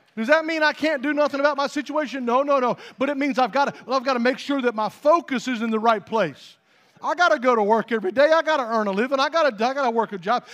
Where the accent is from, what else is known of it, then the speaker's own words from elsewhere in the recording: Utah, United States; moved away; I grew up out in Utah for a long time